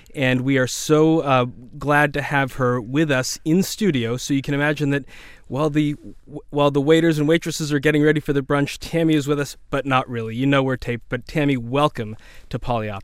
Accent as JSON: {"language": "English", "town": "Boston", "region": "Massachusetts", "country": "United States", "tie": "born or raised there", "said": "growing up in Boston"}